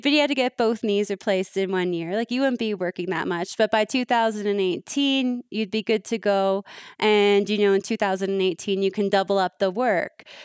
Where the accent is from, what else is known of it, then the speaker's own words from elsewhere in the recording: Toronto, Ontario, Canada; I'm from Canada